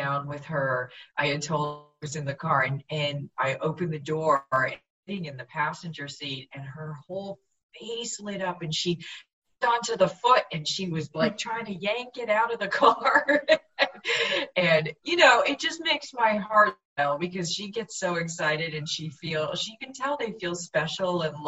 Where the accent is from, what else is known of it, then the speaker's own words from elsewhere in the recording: Vancouver, British Columbia, Canada; I am from Vancouver